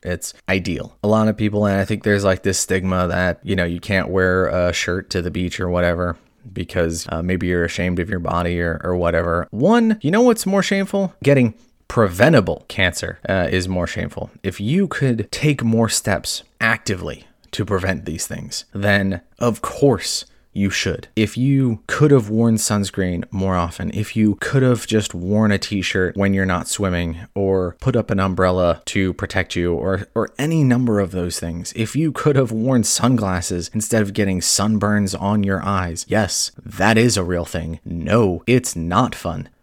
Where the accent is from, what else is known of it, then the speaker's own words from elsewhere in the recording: California, United States; also born or lived in Hawaii; growing up in California and Hawaii